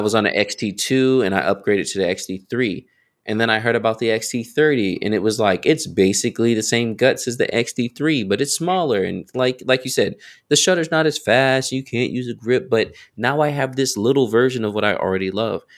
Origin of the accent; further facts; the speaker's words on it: North Carolina, United States; also born or lived in Raleigh, North Carolina; I'm from North, like, born and raised